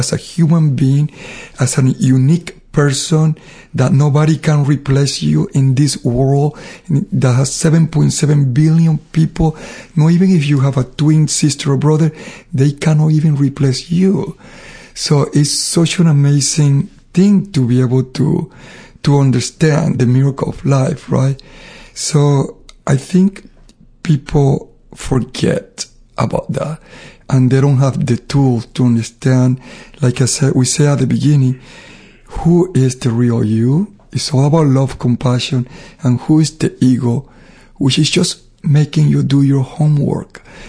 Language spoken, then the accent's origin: English; Panama; now in United States; I was very dark because I grew up in Panama. So I always felt that I was ugly because I was dark and I was high from the sun and you know, I had to walk to school miles. So I was dark because I lived in the Caribbean. When I moved to United States, I got lighter.